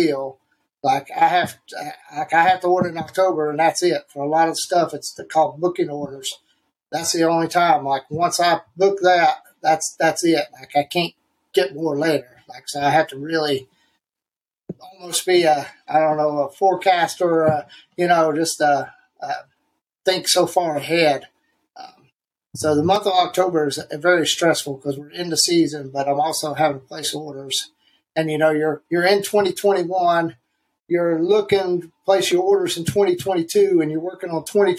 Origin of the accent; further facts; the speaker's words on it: Canton, North Carolina, United States; moved away as an adult; now in Raleigh, United States; I grew up in Canton, close to Asheville.